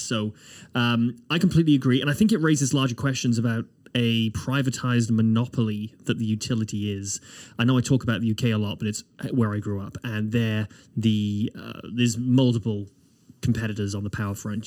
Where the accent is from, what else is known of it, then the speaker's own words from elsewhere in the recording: United Kingdom; now in Nova Scotia, Canada; as a Brit